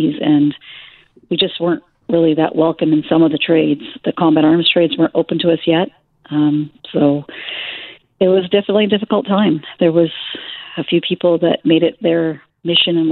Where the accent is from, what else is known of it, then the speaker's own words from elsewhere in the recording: Fraser Valley, British Columbia, Canada; now in Kingston, Canada; I grew up in the Fraser Valley